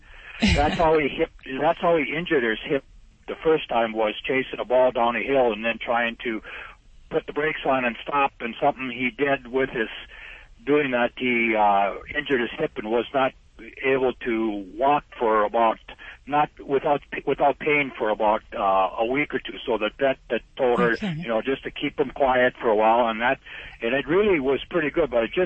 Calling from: North Dakota, United States

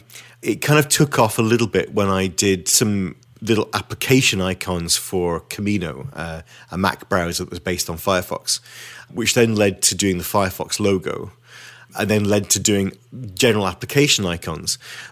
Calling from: Witney, South East England, United Kingdom; So I'm speaking from Witney in Oxfordshire.

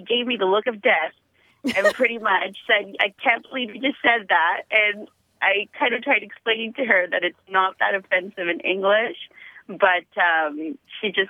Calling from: San Diego, California, United States; I'm calling from the San Diego area.

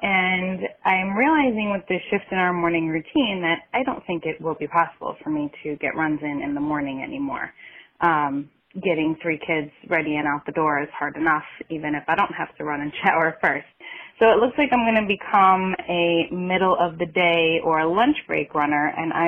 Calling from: Long Island, New York, United States; I'm calling from Long Island, New York.

